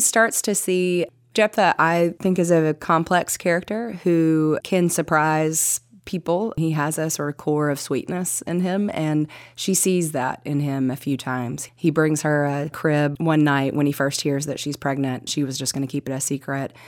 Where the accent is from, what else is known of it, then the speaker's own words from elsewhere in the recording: Kingsport, Tennessee, United States; we moved into a little bit even more east into Kingsport